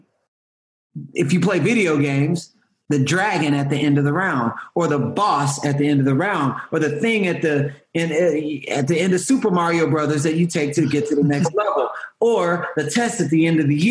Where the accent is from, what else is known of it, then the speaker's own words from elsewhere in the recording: Houston, Texas, United States; I'm from Houston